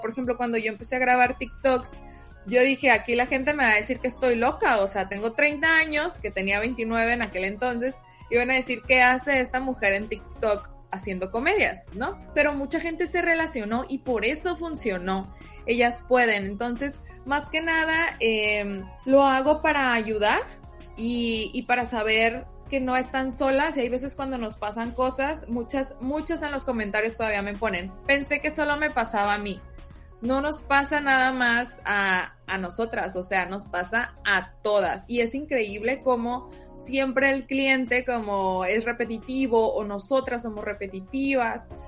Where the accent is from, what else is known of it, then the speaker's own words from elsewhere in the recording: Sinaloa, Mexico; moved away as an adult; now in Tijuana, Mexico; Yo, como les digo, soy de Sinaloa y llegué a vivir a Tijuana hace aproximadamente cinco años